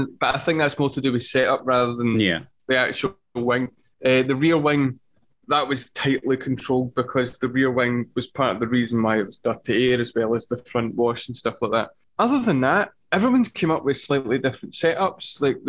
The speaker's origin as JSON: {"language": "English", "region": "Scotland", "country": "United Kingdom"}